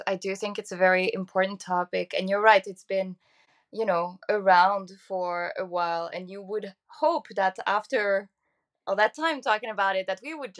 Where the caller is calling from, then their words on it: Dublin, Leinster, Ireland; I'm calling from Dublin in Ireland